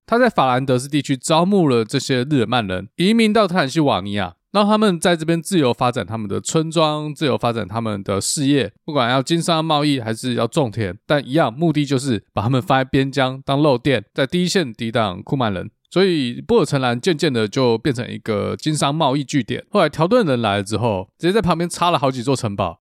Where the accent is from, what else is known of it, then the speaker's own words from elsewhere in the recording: Yunlin County, Taiwan; 就是真的很像我小时候在云林看到那种牛车